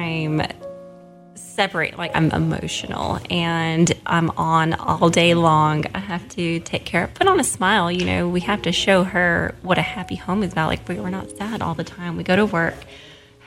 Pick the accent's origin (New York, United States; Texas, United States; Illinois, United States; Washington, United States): Washington, United States; Seattle; moved away as an adult; also born or lived in Jackson, Tennessee; now in Oxford, United States; I'm from Seattle and moved to Jackson, Tennessee about 8 years ago